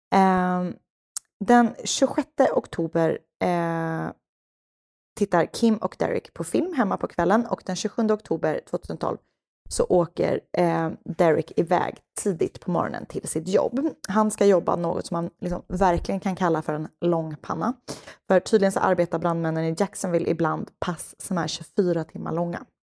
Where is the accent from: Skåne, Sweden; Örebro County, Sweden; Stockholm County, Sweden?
Stockholm County, Sweden; Stockholm; jag är uppväxt i Stockholms innerstad